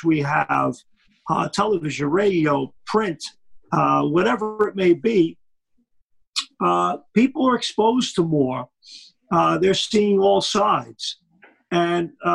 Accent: New York City, New York, United States; I grew up in Brooklyn, New York

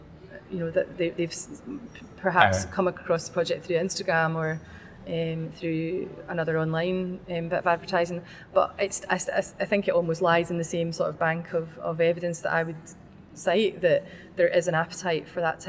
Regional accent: Glasgow, Scotland, United Kingdom; moved away as an adult; now in Edinburgh, United Kingdom; I've lived in Edinburgh for nearly 10 years, but I'm from Glasgow.

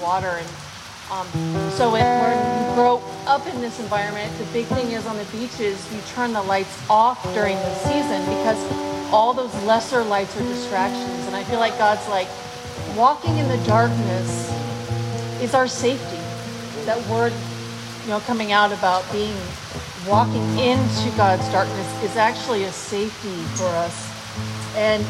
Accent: Florida, United States; I grew up in Florida

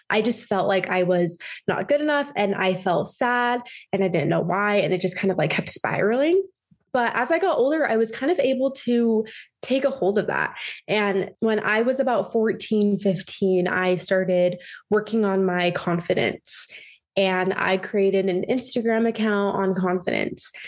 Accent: Utah, United States; also born or lived in Alabama; I am from Utah County area. I grew up there

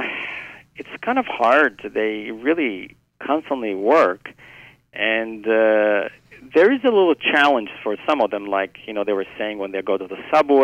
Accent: Italy; now in New York, United States; I'm originally from Italy

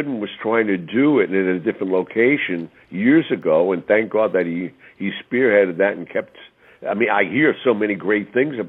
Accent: New York City, New York, United States; I was born on Mulberry Street

